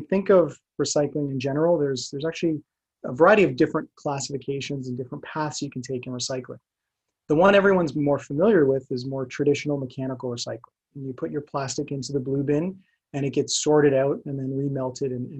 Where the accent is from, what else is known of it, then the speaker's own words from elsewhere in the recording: Brampton, Ontario, Canada; I grew up in Brampton, Ontario